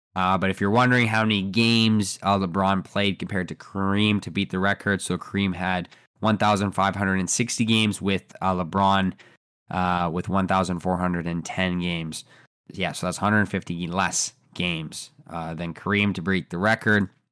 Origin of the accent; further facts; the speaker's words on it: Canada; I'm from Canada